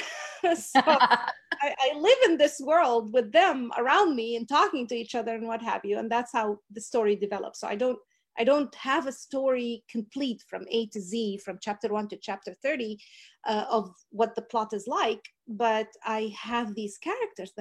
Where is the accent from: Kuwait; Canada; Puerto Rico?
Kuwait; also born or lived in Wisconsin; now in Texas, United States; I was born in Kuwait and I grew up in Kuwait.